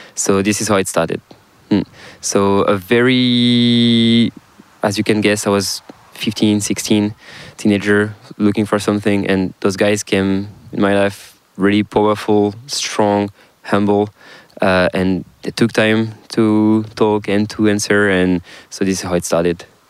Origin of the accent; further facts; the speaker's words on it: South Brittany, France; accent: French; English is a second language; there is uh, Brittany on the west, northwest of France, and I'm from South Brittany